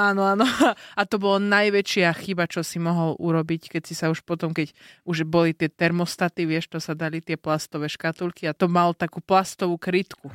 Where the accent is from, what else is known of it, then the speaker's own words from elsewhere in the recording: northern Slovakia, Slovakia; now in Bratislava, Slovakia; som zo severu a som zvyknutá na zimu